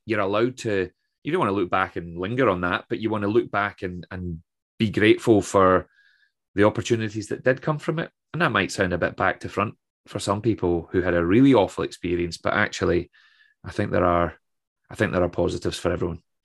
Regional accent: Troon, Scotland, United Kingdom; also born or lived in Aberdeen; my hometown of Troon

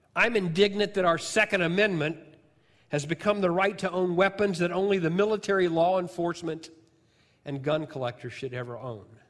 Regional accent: southern Illinois, United States; moved away; I'm from Illinois

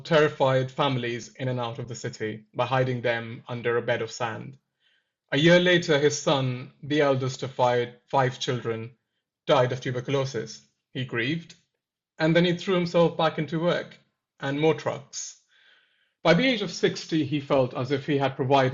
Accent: central India, India; moved away as an adult; now in London, United Kingdom; my hometown in central India

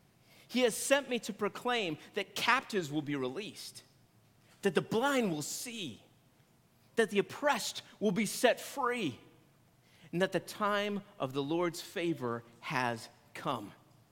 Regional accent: San Antonio, Texas, United States; born there; also born or lived in Maryland / Illinois; I am not from Brownsville originally. I was born in San Antonio, Texas, on an Air Force base. Yes, I am a military brat.

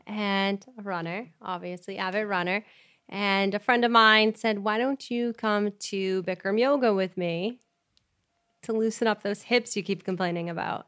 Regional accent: Chester, New Hampshire, United States; we grew up in Chester, New Hampshire

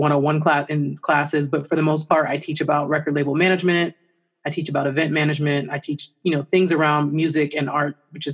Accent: Pittsburgh, Pennsylvania, United States; I grew up here in Pittsburgh

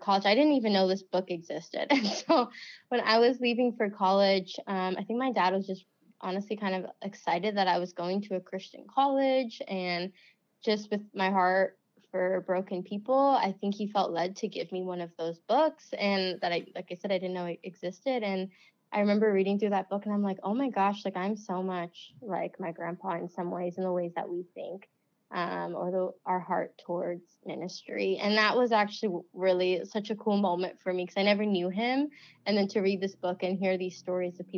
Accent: Ohio, United States; also born or lived in West Virginia; I grew up in Ohio. I consider that to be my hometown

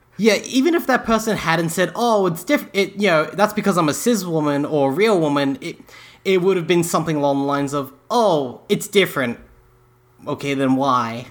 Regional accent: England, United Kingdom; moved away; I was born in England

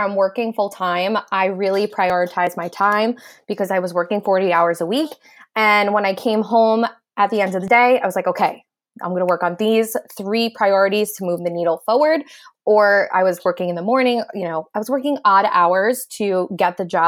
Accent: New Jersey, United States; I am from New Jersey, but I help people locally and globally

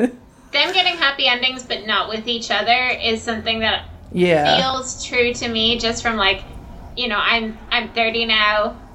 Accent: Ireland; I feel like all of our games will end up being pretty Irish because, like, you know, that's where we're coming from.

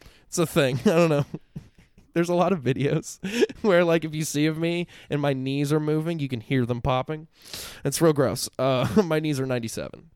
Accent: Central Florida, United States; I'm born and raised in Central Florida

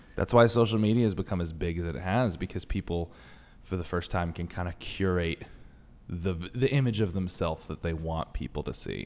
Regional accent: Connecticut, United States; I'm from Connecticut

